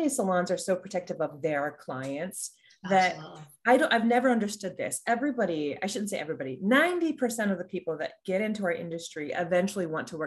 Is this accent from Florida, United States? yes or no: yes; Florida, United States; So I grew up in Florida. All of my work was in Florida.